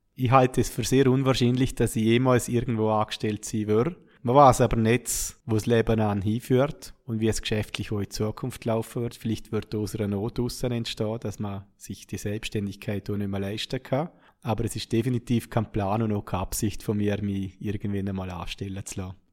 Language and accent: German; Schaan, Liechtenstein; wir sind kein Jahr danach auf Schaan gezogen, meine Heimatgemeinde